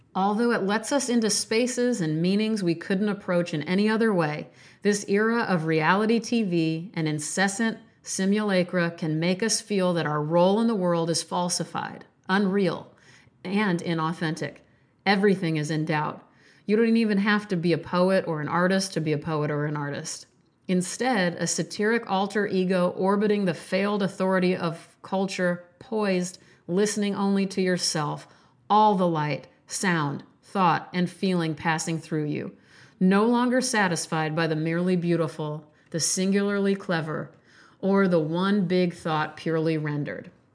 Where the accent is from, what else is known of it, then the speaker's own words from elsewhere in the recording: Omaha, Nebraska, United States; North Omaha, which, by the way, is my birthplace. I grew up in North Omaha